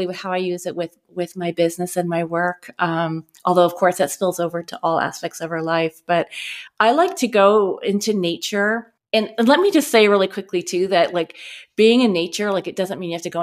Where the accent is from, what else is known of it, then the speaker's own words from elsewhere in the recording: Eastern Canada, Nova Scotia, Canada; moved away; also born or lived in Tallahassee, Florida; growing up in Eastern Canada. I was born in Nova Scotia